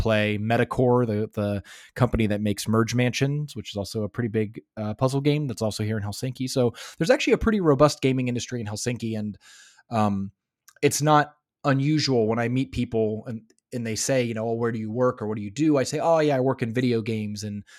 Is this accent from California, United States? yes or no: yes; Los Angeles, California, United States; now in Finland; I came from Los Angeles, and Los Angeles doesn't, I mean, of course, Los Angeles is so big you can find anything